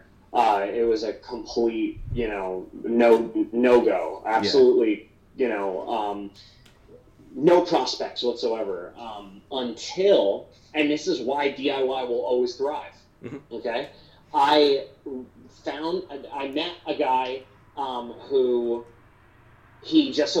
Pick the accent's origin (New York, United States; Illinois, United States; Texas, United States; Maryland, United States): New York, United States; Hudson; moved away as an adult; also born or lived in Albany, New York; now in Los Angeles, United States; I'm originally from Hudson, New York, which is still, the Hudson Valley is just below the Capital Region. So when I moved away from home, which was only 45 minutes away, I moved to Albany to go to college in 2005